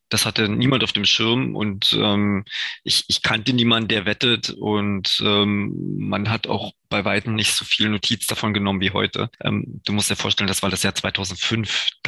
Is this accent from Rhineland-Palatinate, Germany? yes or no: no; near Görlitz, Saxony, Germany; also born or lived in Dresden / Munich; komme ja ursprünglich äh, aus der Nähe von Görlitz, wo ich geboren bin.